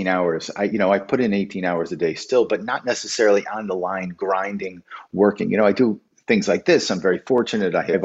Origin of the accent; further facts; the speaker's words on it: Waterbury, Connecticut, United States; Even though I grew up in New England, I grew up in that Waterbury, Connecticut is that border